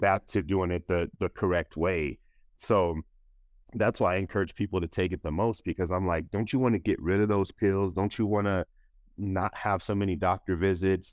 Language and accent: English; Denver, Colorado, United States; I grew up in Denver, Colorado, and, um, I've been here my whole life